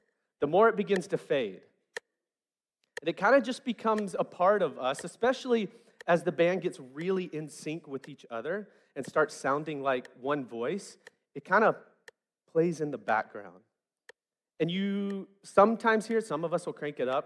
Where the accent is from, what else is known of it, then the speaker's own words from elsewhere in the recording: West Memphis, Arkansas, United States; I grew up in West Memphis where rhythm was a language in and of itself